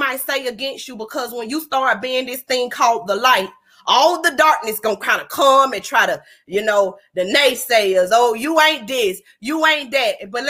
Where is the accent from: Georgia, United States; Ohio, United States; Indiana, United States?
Georgia, United States; Atlanta; now in Huntsville, United States; I'm from Atlanta.